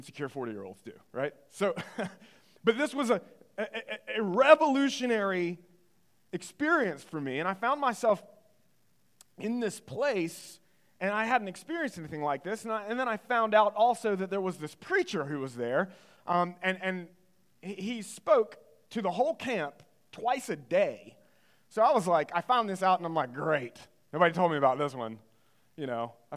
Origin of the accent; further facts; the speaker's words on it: Greenville, North Carolina, United States; I grew up in Greenville, North Carolina, in the eastern part of the state